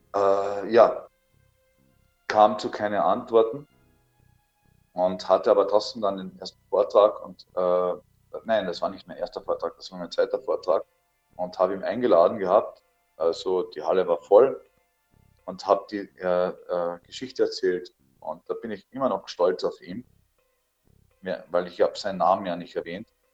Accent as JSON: {"language": "German", "town": "Althofen", "region": "Carinthia", "country": "Austria", "tie": "born or raised there", "said": "das war mein Heimatort in Kärnten, nennt sich Althofen"}